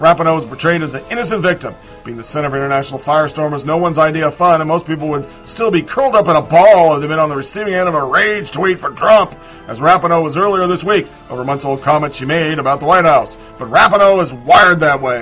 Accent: United States; I'm an American

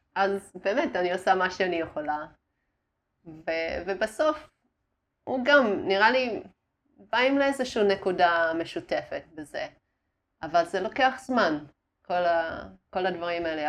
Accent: Australia; Hebrew is a second language; moved away as an adult; also born or lived in Darwin, Australia / Italy; now in Israel; נולדתי uh, בדרווין באוסטרליה, ואז היינו באיטליה עם, ה... אה, עם הסבא וסבתא שלי.

